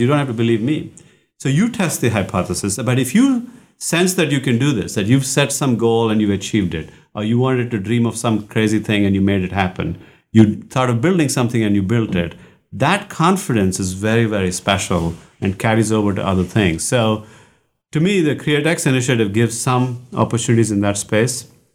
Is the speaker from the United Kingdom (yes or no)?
no; India; moved away; I grew up in India